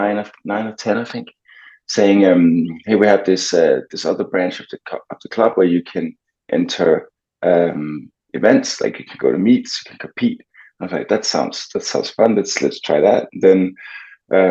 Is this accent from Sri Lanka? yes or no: no; Copenhagen, Capital Region of Denmark, Denmark; moved away as an adult; I'm actually from Copenhagen, but I have lived abroad for years in the past because of swimming